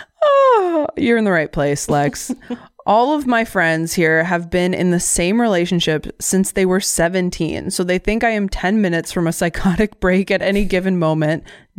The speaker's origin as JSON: {"language": "English", "region": "Midwest", "country": "United States", "lives_now": "Washington, United States", "said": "I am from the Midwest, so like I'll launch into my life story when any random stranger does the obligatory hello, how are you in the hallway?"}